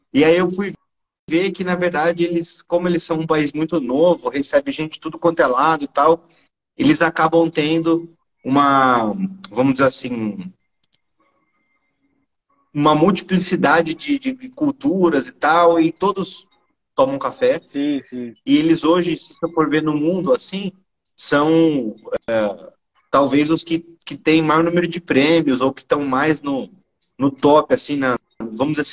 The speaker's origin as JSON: {"language": "Portuguese", "town": "Santos", "region": "São Paulo", "country": "Brazil", "said": "e eu sou de Santos, é, o litoral de São Paulo. É o maior porto também da América Latina."}